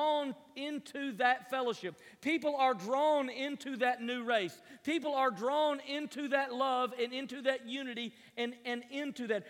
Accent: Tennessee, United States; moved away; I was raised in Tennessee

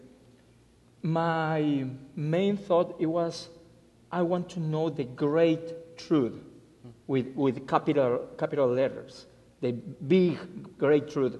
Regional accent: Mexico City, Mexico; English is a second language; moved away as an adult; also born or lived in Guadalajara; now in Alabama, United States; I was born and raised in Mexico City

